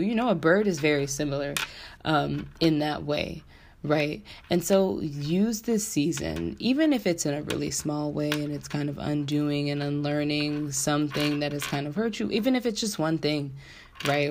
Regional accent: San Diego, California, United States; moved away as an adult; now in Washington, D.C., United States; I'm originally from San Diego, California. Um, and I moved to the DC metro area back in 2012 to go to Howard University

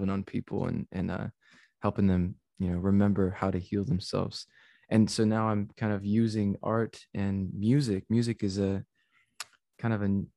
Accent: San Antonio, Texas, United States; San Antonio, Texas is my hometown

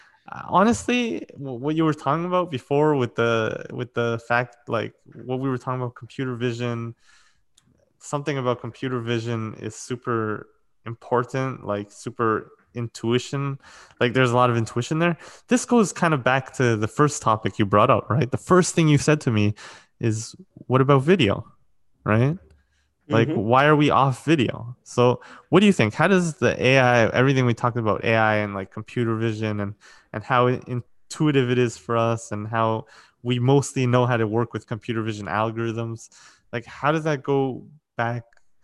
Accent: Ukraine; I'm from Ukraine. I don't care about comfort.

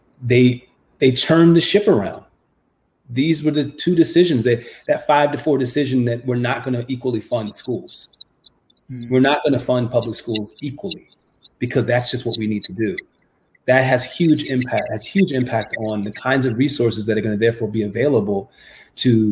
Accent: United States; growing up in America, as I was in the 1970s and the 1980s

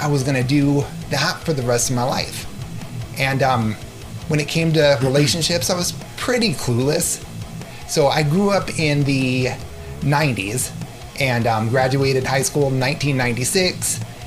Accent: San Diego, California, United States; moved away as an adult; now in Minnesota, United States; I grew up in San Diego. 3 years ago, we moved to snowy Minnesota

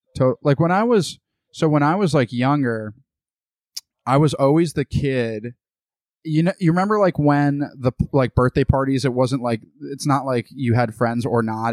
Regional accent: United States; also born or lived in Boston; now in Austin, United States; I was born in the United States.

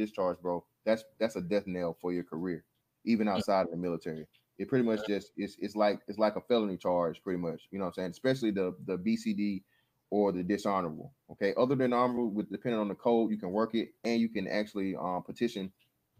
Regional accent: Macon, Georgia, United States; I am from Macon, Georgia

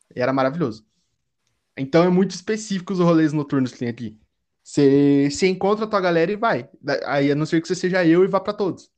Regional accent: Curitiba, Paraná, Brazil; quando eu tô no meio de outros curitibanos

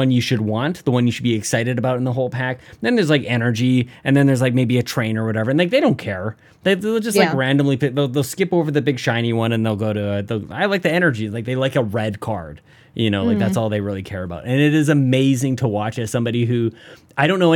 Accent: Canada; I'm a Canadian

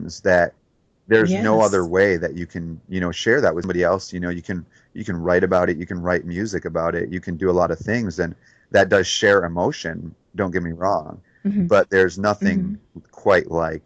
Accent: Detroit, Michigan, United States; moved away; growing up in Detroit

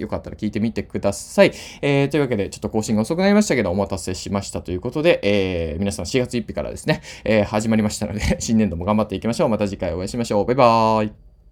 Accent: Imabari, Ehime, Japan; 同じ高校出身なんですよ。今治西高校っていうね

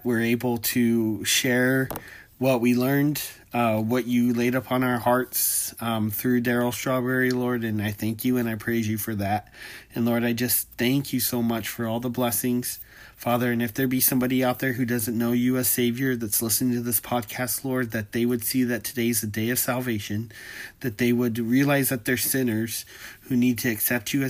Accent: California, United States; moved away; We're from California

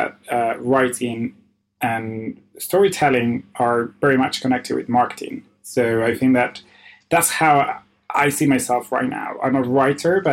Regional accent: Argentina; my city is quite small and it's very Argentinian

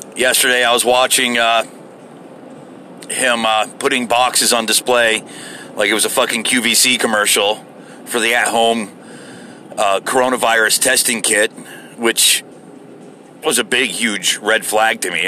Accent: United States; as an American

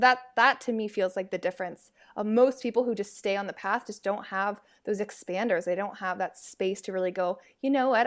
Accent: San Francisco Bay Area, California, United States; now in Seattle, United States; I'm based out of Seattle, but I'm from the San Francisco Bay Area

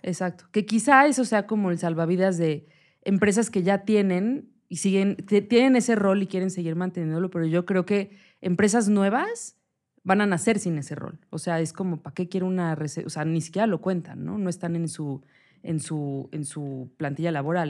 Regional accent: Mexico; como mexicana

